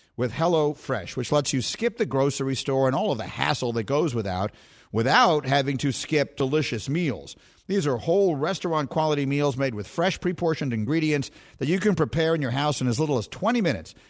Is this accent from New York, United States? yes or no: yes; New York City, New York, United States; I grew up on LaGuardia Place and Bleecker Street